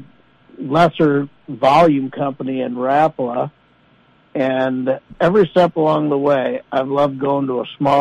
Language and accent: English; Rochester, Minnesota, United States; I grew up in Rochester, Minnesota